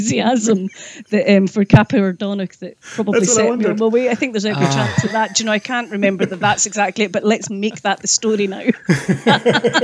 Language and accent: English; Islay, Scotland, United Kingdom; I grew up in a pub also in Islay